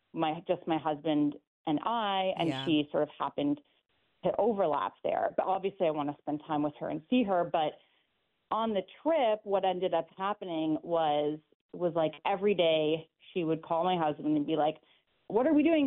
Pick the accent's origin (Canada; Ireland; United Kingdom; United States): Canada; I'm from Canada